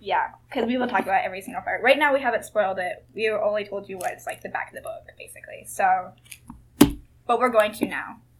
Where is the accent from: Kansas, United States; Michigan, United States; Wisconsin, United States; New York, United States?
Kansas, United States; I was born in Kansas